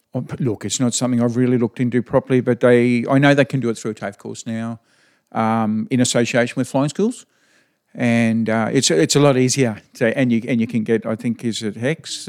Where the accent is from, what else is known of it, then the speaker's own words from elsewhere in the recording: Chinchilla, Queensland, Australia; now in Winton, Australia; I was born just, uh, in Chinchilla Hospital, so I was primarily around Chinchilla, Jindawi, uh, that area when I was younger.